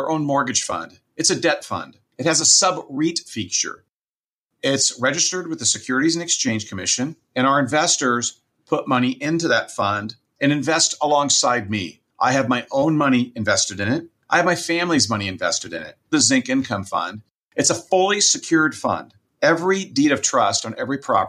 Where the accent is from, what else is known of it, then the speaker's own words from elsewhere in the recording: Southern California, United States; now in Fresno, United States; I grew up in Southern California and then came up to Fresno, California, which is where I reside now